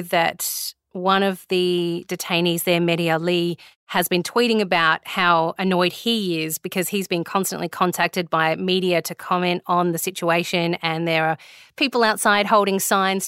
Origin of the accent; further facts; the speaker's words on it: Australia; as Aussie citizens